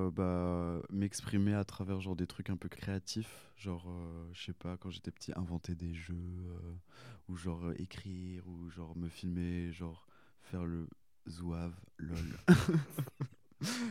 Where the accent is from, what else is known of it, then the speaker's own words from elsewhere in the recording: Annemasse, Auvergne-Rhône-Alpes, France; de base je suis de Haute-Savoie euh, vers anne euh, Annemasse